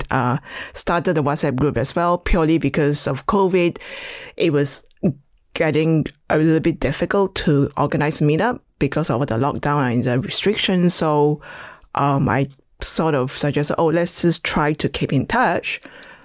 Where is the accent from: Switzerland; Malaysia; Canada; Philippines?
Malaysia; moved away; I was born in Malaysia, grew up basically with loads of dogs